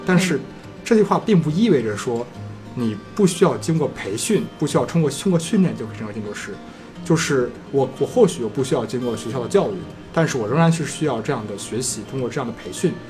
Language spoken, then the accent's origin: Chinese; China; 我们中国人其实会比较有印象吧